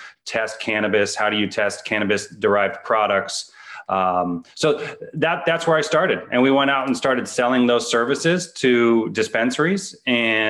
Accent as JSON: {"language": "English", "area": "East Bay, San Francisco Bay Area", "region": "Northern California", "country": "United States", "also_born_or_lived": "Colorado", "said": "I'm from the Bay, Northern California, specifically the East Bay area of the San Francisco Bay Area"}